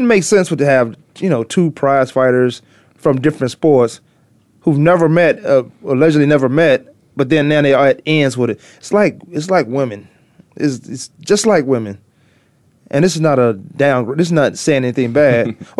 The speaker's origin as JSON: {"language": "English", "region": "Virginia", "country": "United States", "tie": "born or raised there", "said": "I used to be a Dallas Cowboys fan growing up in Virginia."}